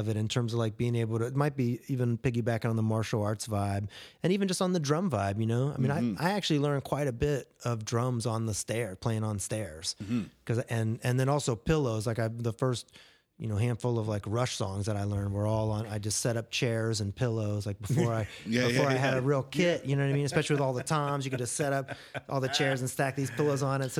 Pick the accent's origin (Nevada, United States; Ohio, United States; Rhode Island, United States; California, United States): Ohio, United States; I grew up in Ohio, and so there were a handful of mini ramps and things like that. And there's a really amazing skate culture there, even back in the day when I was doing it.